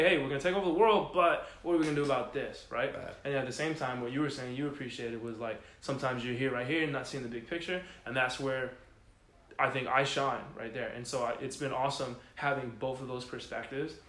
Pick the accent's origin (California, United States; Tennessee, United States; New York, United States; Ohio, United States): California, United States; San Diego; moved away as an adult; also born or lived in Houston, Texas; I'm from San Diego, California. Uh, born and raised